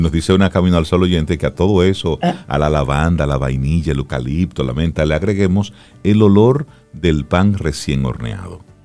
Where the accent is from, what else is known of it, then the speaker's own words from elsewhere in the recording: Cibao, Dominican Republic; soy del Cibao. En mi casa eh, hay una mata de aguacate.